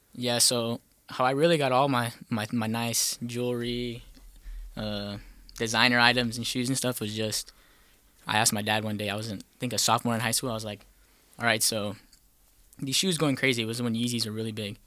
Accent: El Paso, Texas, United States; moved away; from El Paso, Texas

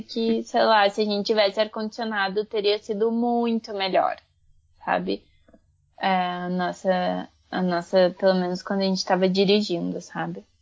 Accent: Brazil; Eu fui criada no Brasil

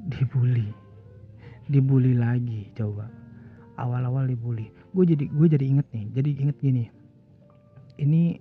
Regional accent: Bekasi, West Java, Indonesia; now in Jakarta, Indonesia; gue mau pulang kampung ke Bekasi

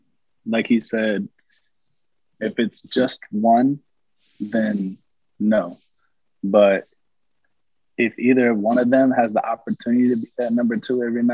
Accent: Wisconsin, United States; moved away as an adult; now in Florida, United States; I grew up in Wisconsin until I was about 18. And then I joined the military.

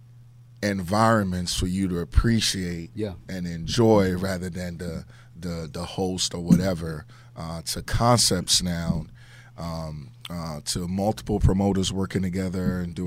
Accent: Nigeria; moved away; I'm from Nigeria

